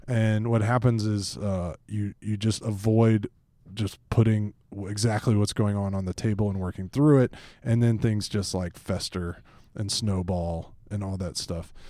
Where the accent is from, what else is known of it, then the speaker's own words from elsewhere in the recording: Atlanta, Georgia, United States; I grew up in Atlanta, uh, in football country, and that's my team